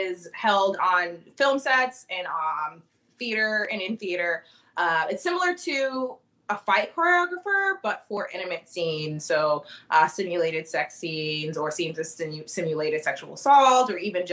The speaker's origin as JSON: {"language": "English", "town": "Annapolis", "region": "Maryland", "country": "United States", "moved": "as an adult", "lives_now": "Chicago, United States", "said": "I've been in Chicago for the past 10 years, but I'm originally from Annapolis, Maryland"}